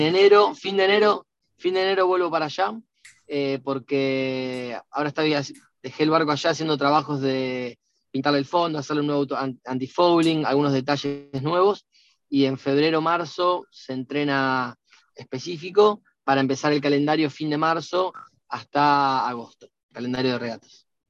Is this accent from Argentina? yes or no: yes; Rosario, Santa Fe, Argentina; yo soy de Rosario